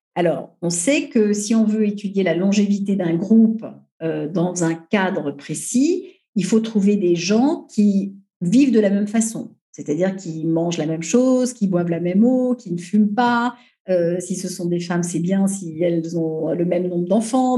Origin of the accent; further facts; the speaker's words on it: Paris, Île-de-France, France; je suis une parisienne, une euh, troisième génération